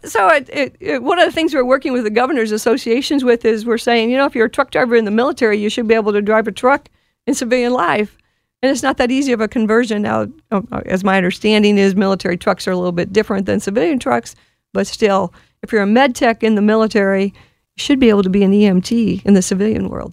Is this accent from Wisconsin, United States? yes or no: yes; Wisconsin, United States; I'm from Wisconsin